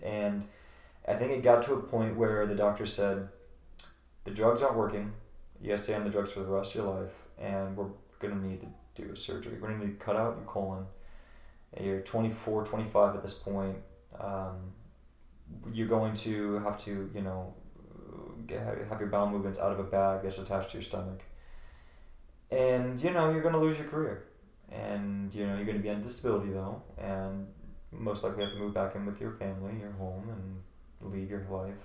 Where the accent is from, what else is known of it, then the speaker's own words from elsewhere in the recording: Virginia, United States; moved away as an adult; now in Los Angeles, United States; I'm from the sticks I'm from Virginia and and, and um, you know in the woods where people don't really have much